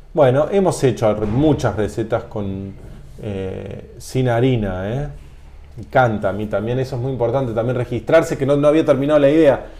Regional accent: Argentina; en Argentina, cuando decimos limonas secas, nos referimos al limón amarillo, que es el limón más común acá

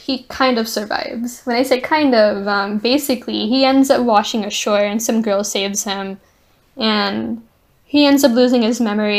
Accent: India; I'm Indian

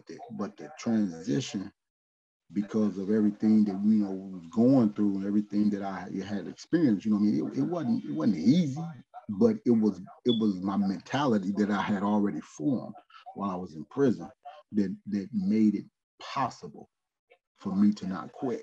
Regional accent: Midwest, United States; I'm from the Midwest.

